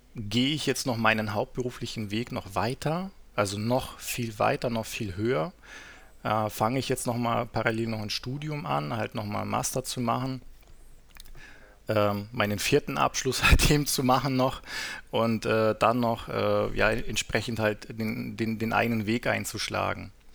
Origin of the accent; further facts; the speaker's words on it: Southern Germany, Germany; moved away as an adult; also born or lived in North Sea coast; ich bin ja in, im Süden aufgewachsen, bin dann irgendwann an die Nordsee gezogen